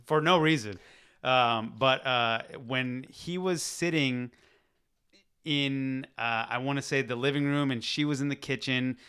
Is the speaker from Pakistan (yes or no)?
yes; Pakistan; moved away; I'm from Pakistan.